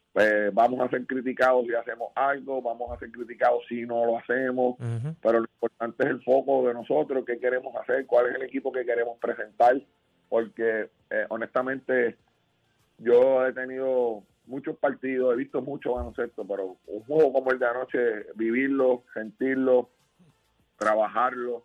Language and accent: Spanish; Puerto Rico; como puertorriqueño que soy